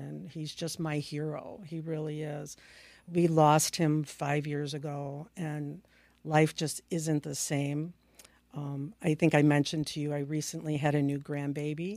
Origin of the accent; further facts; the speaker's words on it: Palos Park, Illinois, United States; also born or lived in Upstate New York; Illinois is my home state. I, um, grew up and graduated from high school in Palis Park, Illinois